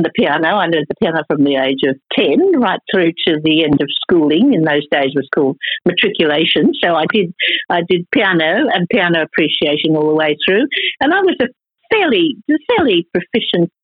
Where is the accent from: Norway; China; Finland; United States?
China; now in Australia; I was born in China.